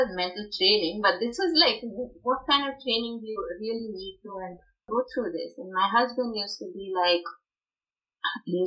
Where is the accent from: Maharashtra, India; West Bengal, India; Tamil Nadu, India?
Tamil Nadu, India; Chennai; moved away as an adult; now in Richmond, United States; growing up in South India, Madras, Chennai, as they call it now.